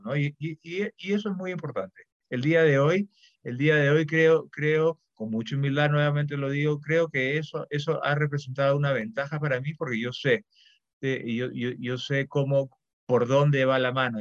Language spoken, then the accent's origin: Spanish; Peru